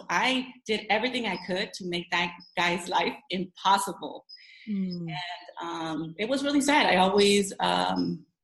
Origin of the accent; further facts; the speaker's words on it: Los Angeles, California, United States; now in La Habra Heights, United States; I'm from La Habra Heights is where I currently live, but I was born and raised in downtown